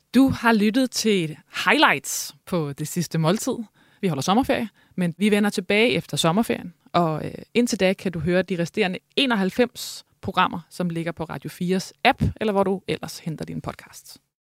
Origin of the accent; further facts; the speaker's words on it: Thy, Northwest Jutland, North Denmark Region, Denmark; jeg kommer fra Nordvestjylland i Thy